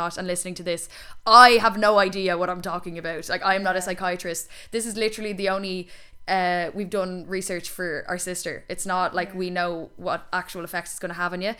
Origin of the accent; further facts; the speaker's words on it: Ireland; being Irish